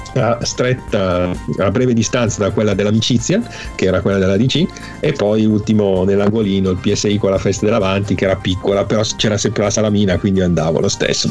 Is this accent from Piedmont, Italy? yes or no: no; province of Milan, Lombardy, Italy; la provincia di Milano che era così, dove abitavo io